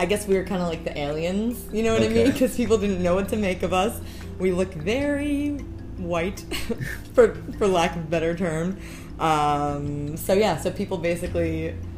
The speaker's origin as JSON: {"language": "English", "region": "New Jersey", "country": "United States", "tie": "born or raised there", "also_born_or_lived": "Connecticut / Peru", "said": "Lived in Jersey for most of my life"}